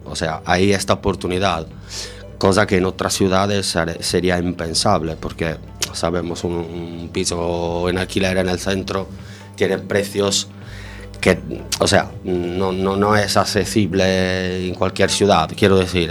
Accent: Sardinia, Italy; Spanish is a second language; moved away as an adult; now in A Coruña, Spain; Nací en Sardeña, en la isla de Sardegna, la más bonita del mundo.

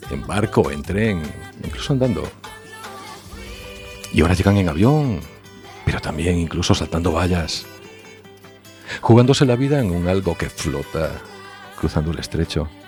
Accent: Galicia, Spain; Soy soy gallego, sí. Y como la mayoría de los gallegos tenemos familia en otros países, Argentina, Uruguay, Brasil, República Dominicana, Venezuela, Suiza, Alemania

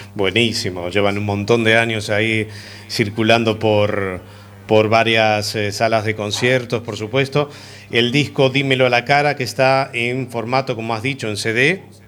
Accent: Uruguay; Soy uruguayo

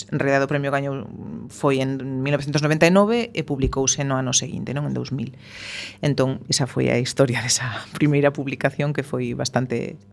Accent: A Coruña, Galicia, Spain; first language Spanish; Galician is a second language; crieime nunha zona na que non se escoitaba o galego en, en moitos kilómetros mm, a redonda, eh, no centro da Coruña

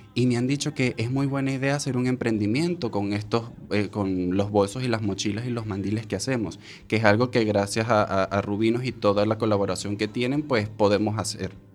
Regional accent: Venezuela; moved away as an adult; now in A Coruña, Spain; cuando venimos de Venezuela

